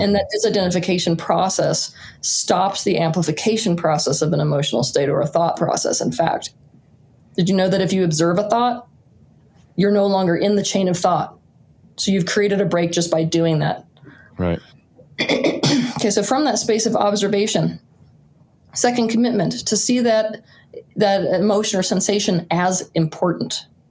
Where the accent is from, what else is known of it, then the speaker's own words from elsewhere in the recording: rural Utah, United States; also born or lived in Santa Fe, New Mexico; I was born in Santa Fe, New Mexico, but my parents moved me quite young to the rural wilderness of Utah